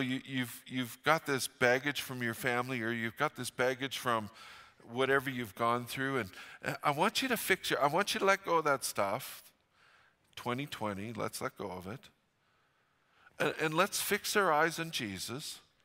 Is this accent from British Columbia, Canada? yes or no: yes; Fort St. John, British Columbia, Canada; I grew up in Fort Saint John.